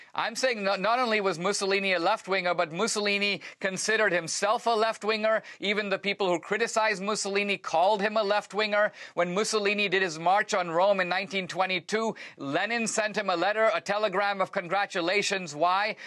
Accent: India; moved away; I come from India

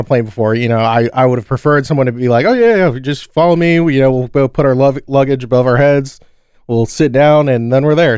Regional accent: Orlando, Florida, United States; we grew up in Orlando

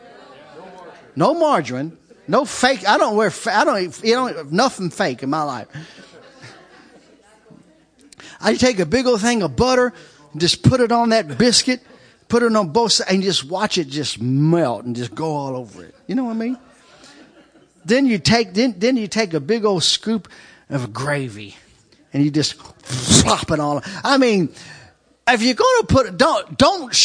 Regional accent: Kentucky, United States; I grew up in Kentucky

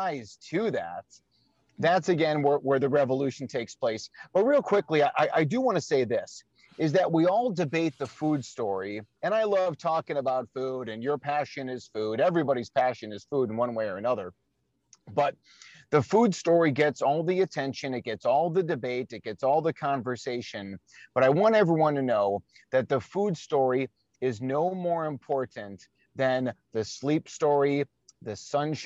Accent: Chicago, Illinois, United States; my hometown of Chicago

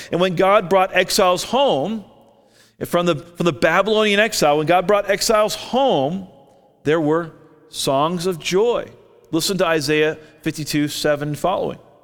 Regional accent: Orlando, Florida, United States; now in Albuquerque, United States; I grew up in Orlando.

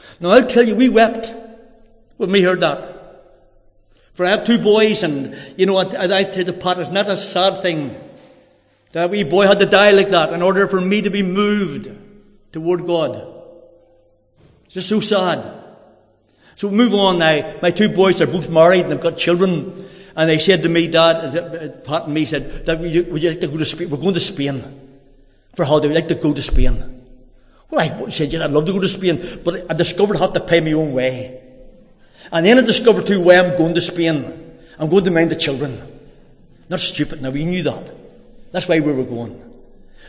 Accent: Drogheda, Leinster, Ireland; I'm from Drogheda.

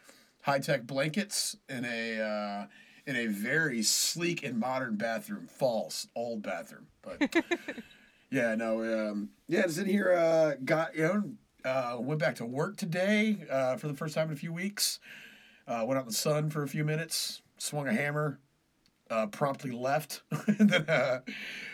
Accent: Killeen, Texas, United States; now in Austin, United States; my hometown, back home in Killeen

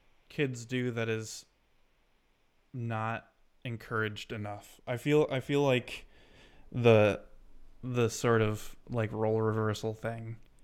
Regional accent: Michigan, United States; as a person who's lived in the same state within the same, like, 50-mile radius his entire life, It's a feeling I do sort of get, right? Like living in Michigan.

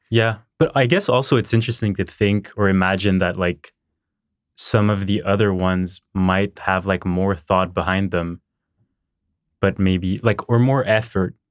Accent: Montreal, Quebec, Canada; I was born in Montreal, um, raised here.

